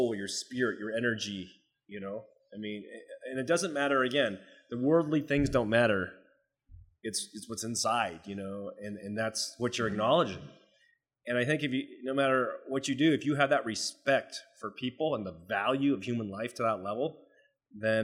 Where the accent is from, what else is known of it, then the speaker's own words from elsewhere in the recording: United States; I'm Chinese, right? So you know what? I'm American, but I'm Chinese descent